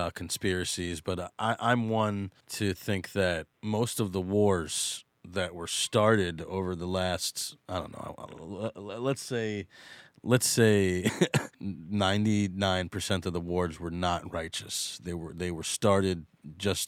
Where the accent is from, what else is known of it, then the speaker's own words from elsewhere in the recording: New York, United States; I grew up in New York